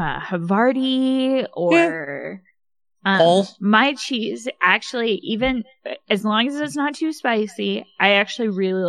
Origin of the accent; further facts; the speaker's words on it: California, United States; And plus, growing up near San Francisco, I mean.